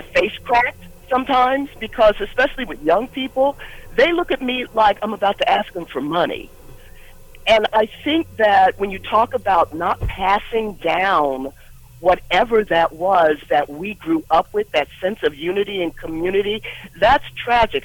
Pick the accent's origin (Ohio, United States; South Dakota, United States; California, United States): Ohio, United States; Columbus; we felt as Black kids growing up in Columbus